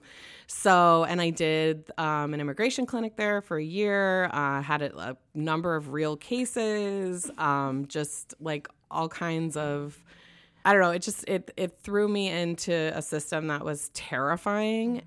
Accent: Wisconsin, United States; now in Los Angeles, United States; I'm from Wisconsin

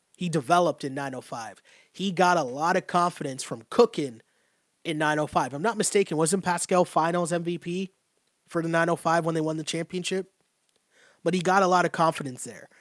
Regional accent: Toronto, Ontario, Canada; I grew up in Toronto.

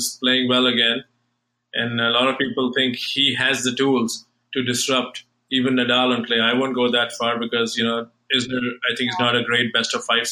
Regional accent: New Delhi, Delhi, India; moved away; I'm from New Delhi

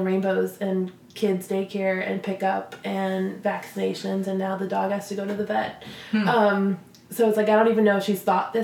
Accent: Minnesota, United States; growing up in Minnesota

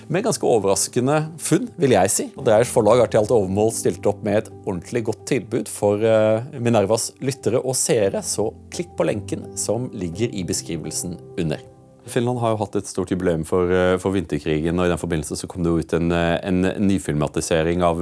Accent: Norway; for en ting som jeg lurer på som nordmann er at I Norge så har vi veldig mye stereotypier knyttet til finske menn

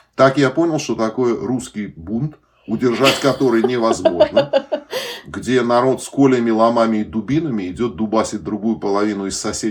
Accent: Uzbekistan; moved away; особенно выходцы из Узбекистана

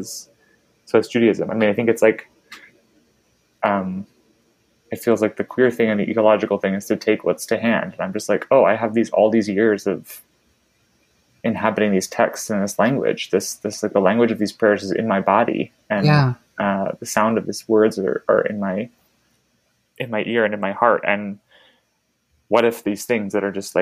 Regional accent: Baltimore, Maryland, United States; moved away; the synagogue where I grew up in Baltimore

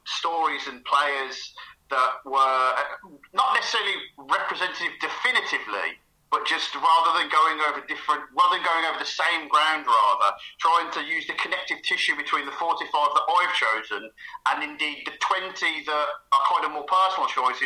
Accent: Birmingham, West Midlands, United Kingdom; accent: Birmingham; my accent, Birmingham City.

